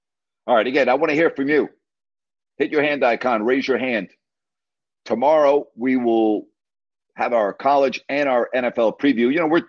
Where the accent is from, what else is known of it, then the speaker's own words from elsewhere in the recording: New York, United States; also born or lived in Big Ten country; now in Sacramento, United States; just like where I grew up in New York.